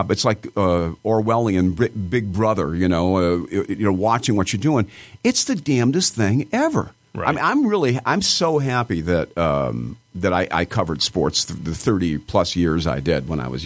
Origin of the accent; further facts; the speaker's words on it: Detroit, Michigan, United States; moved away as an adult; now in New York City, United States; I mean, this is my hometown